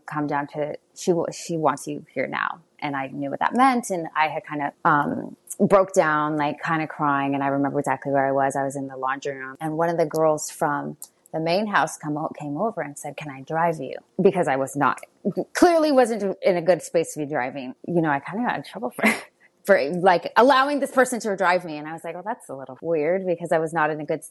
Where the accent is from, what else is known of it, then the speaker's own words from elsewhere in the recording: San Jose, California, United States; how I grew up in San Jose